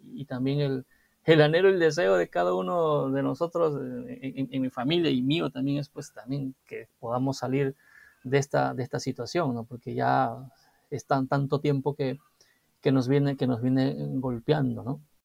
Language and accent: Spanish; Chincha Alta, Ica, Peru; moved away; yo soy de Chincha, del sur del país, y, siempre en las vacaciones era venir a Lima